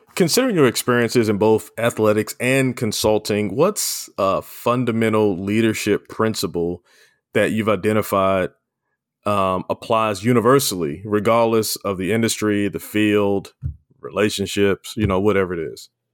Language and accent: English; Baltimore, Maryland, United States; we grew up in Baltimore, Baltimore City